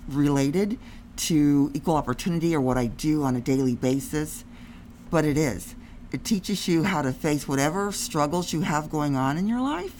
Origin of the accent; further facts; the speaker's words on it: Ohio, United States; I came all the way from Ohio to go to this paradise.